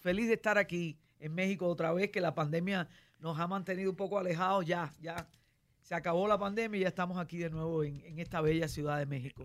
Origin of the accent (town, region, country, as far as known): Cuba; moved away; also born or lived in Miami